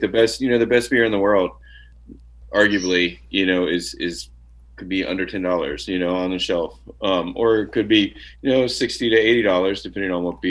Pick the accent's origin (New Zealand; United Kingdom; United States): United States; West Virginia; also born or lived in New York City / Jackson Hole, Wyoming; now in Bozeman, United States; I grew up in a little town in West Virginia